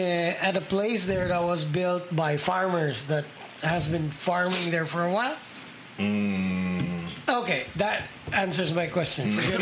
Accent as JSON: {"language": "English", "town": "Cagayan de Oro", "region": "Northern Mindanao", "country": "Philippines", "said": "I'm from Cagayan de Oro"}